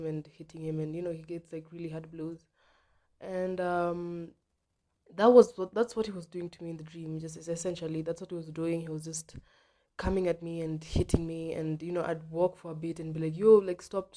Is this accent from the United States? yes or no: no; Nairobi, Kenya; I was born in Ngong Road, near Ngong Road, like not in Ngong Road, but then like a place called Santa Cruz State.